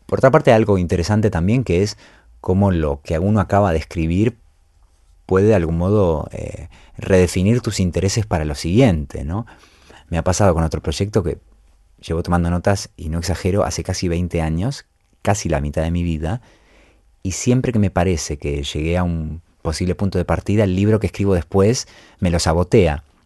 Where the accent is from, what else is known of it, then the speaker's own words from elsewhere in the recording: Buenos Aires, Argentina; mi infancia en Buenos Aires